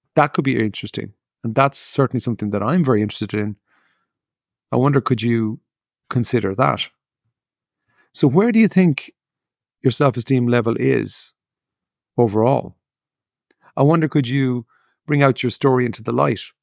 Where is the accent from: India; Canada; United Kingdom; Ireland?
Ireland; I grew up in Ireland